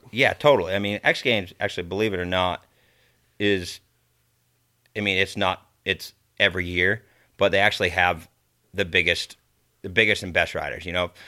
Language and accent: English; East Coast, United States; I'm from the East Coast